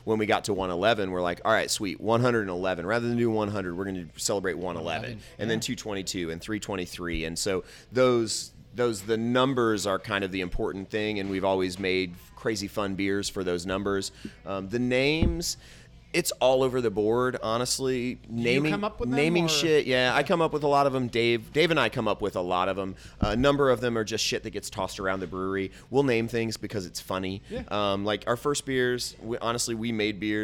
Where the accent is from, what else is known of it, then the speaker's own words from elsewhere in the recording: Indianapolis, Indiana, United States; also born or lived in Beech Grove, Indiana / Crawfordsville, Indiana; I was born in Beech Grove, Indiana. Uh-oh. So I grew up on the south side of Indianapolis